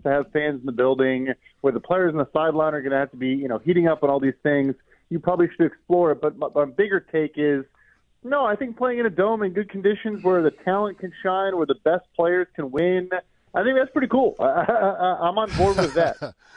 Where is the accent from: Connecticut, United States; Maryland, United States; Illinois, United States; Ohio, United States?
Illinois, United States; Chicago; I'm from Chicago. I'm a Bears fan